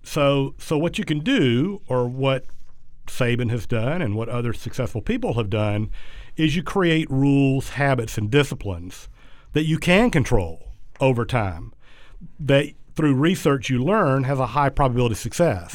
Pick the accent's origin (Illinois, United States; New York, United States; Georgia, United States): Georgia, United States; South; when I was really young, growing up in South Georgia